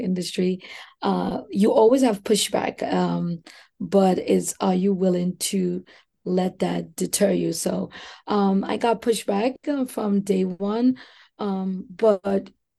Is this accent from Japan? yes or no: no; Trinidad & Tobago; moved away as an adult; now in New York City, United States; growing up in the beautiful Twin Islands of Trinidad and Tobago